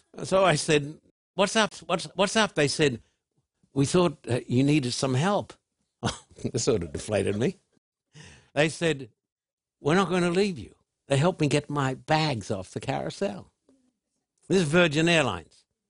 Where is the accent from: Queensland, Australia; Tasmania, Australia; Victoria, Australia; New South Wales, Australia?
New South Wales, Australia; Sydney; moved away as an adult; now in United States; Sydney is my hometown